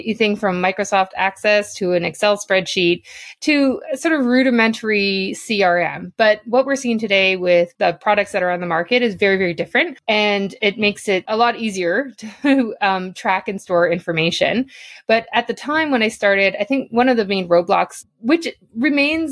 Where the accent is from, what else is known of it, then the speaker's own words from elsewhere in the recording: Northern Ontario, Canada; now in Toronto, Canada; I'm originally from Northern Ontario